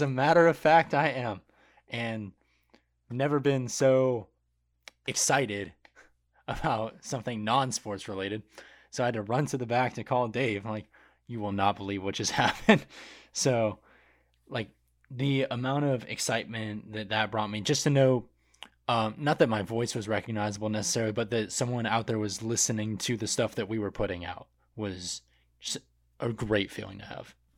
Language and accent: English; Michigan, United States; I was born in Michigan.